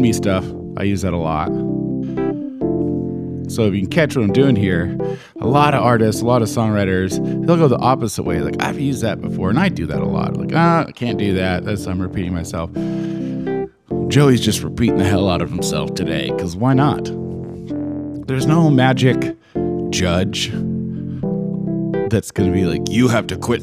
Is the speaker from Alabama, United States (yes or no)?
no; Oregon, United States; I'm from Oregon